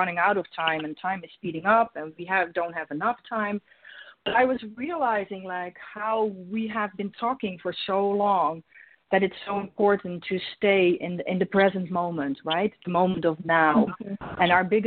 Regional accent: Netherlands; English is a second language; moved away; I'm Dutch originally, so my first language is not English.

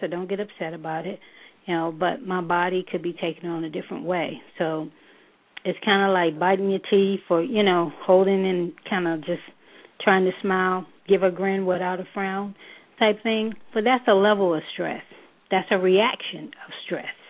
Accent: New York, United States; moved away as an adult; now in Charlotte, United States; I am a native New Yorker. Um, I'm originally from New York.

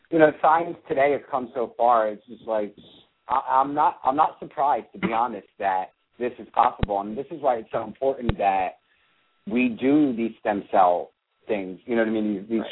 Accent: Seattle, Washington, United States; moved away; also born or lived in Berlin; I'm from Seattle, Washington

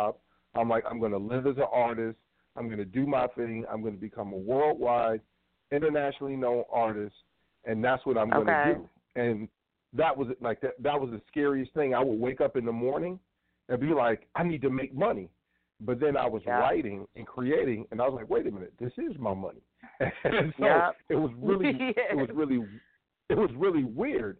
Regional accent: Cleveland, Ohio, United States; I am from Cleveland

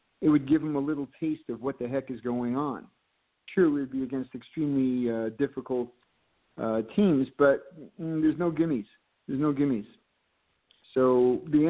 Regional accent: Bloomfield, New Jersey, United States; my hometown of Bloomfield

